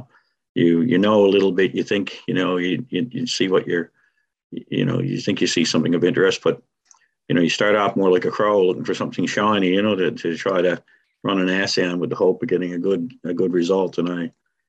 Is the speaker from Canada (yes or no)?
yes; Grand Falls-Windsor, Newfoundland and Labrador, Canada; now in CBS, Canada; it was a town I grew up in, former Grand Falls, now Grand Falls, Windsor